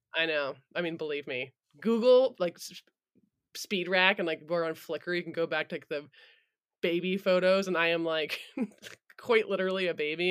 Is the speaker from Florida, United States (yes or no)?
no; Vermont, United States; I was born in Vermont